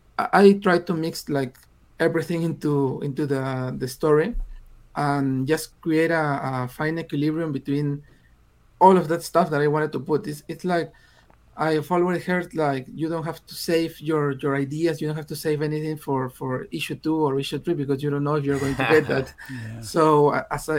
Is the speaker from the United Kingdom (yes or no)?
no; Peru; English is a second language; I'm from Peru, and I started writing in English.